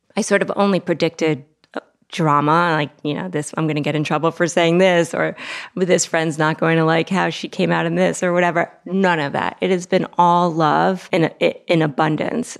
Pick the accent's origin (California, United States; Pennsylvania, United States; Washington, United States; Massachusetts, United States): Massachusetts, United States; Longmeadow; now in New York City, United States; I grew up in a preppy town in Massachusetts, Longmeadow, Massachusetts.